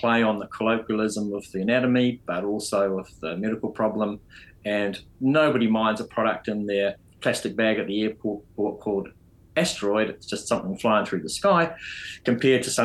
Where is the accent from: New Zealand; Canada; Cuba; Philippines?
New Zealand; also born or lived in United Kingdom; And I'm a Kiwi